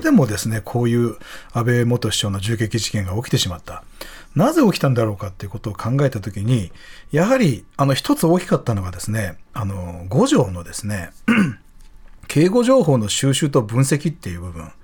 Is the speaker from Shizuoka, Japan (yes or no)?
no; Nishinomiya, Hyogo, Japan; now in Tokyo, Japan; ふるさとの兵庫県西宮市が阪神・淡路大震災で被災しまして